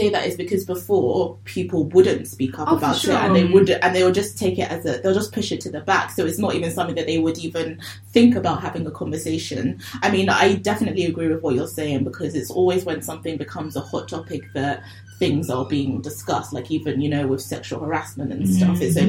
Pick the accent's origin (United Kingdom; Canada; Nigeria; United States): Nigeria; obviously me, I'm black, I'm Nigerian.